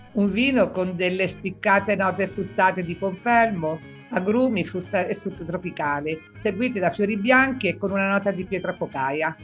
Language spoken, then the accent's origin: Italian; Abruzzo, Italy; also born or lived in L'Aquila; sono abruzzese, mi trovo all'Aquila